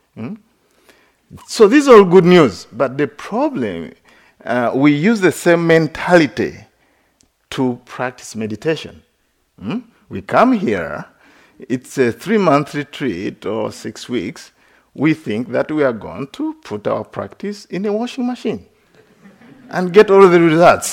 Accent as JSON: {"language": "English", "country": "Uganda", "tie": "born or raised there", "also_born_or_lived": "West Virginia", "moved": "as an adult", "said": "I grew up in Uganda."}